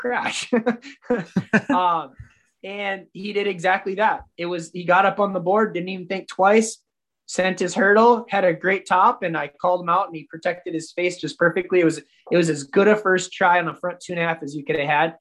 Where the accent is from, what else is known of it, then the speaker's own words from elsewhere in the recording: Minnesota, United States; I'm from Minnesota. There's no mountains anywhere near here